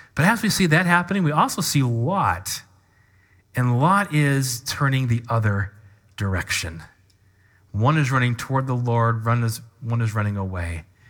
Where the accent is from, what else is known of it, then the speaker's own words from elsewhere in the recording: Washington, United States; moved away; also born or lived in Kentucky / Midwest; I grew up in Washington, so West Coast.